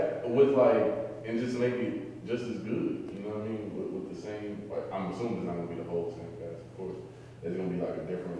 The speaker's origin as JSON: {"language": "English", "town": "Dayton", "region": "Ohio", "country": "United States", "tie": "born or raised there", "moved": "as an adult", "lives_now": "Columbus, United States", "said": "I grew up in Dayton. I live in Columbus now."}